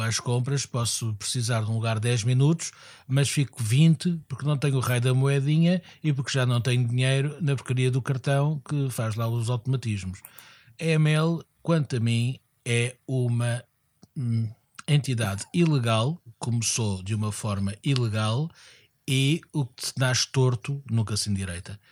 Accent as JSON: {"language": "Portuguese", "region": "Lisbon", "country": "Portugal", "said": "eu, como Lisboeta"}